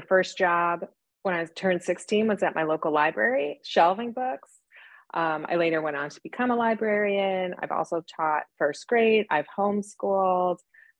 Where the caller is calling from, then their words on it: Dallas, Texas, United States; Dallas, Texas, and it's absolutely beautiful here.